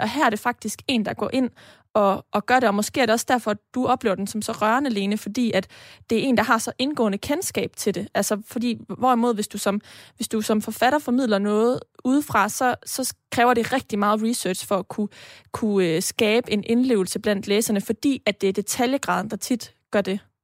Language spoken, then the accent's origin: Danish; Denmark; vi jo også som danskere, øh, etniske danskere